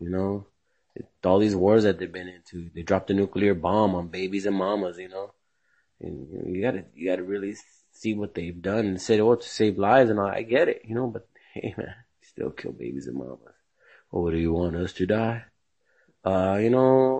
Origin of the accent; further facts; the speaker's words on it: United States; American born here in USA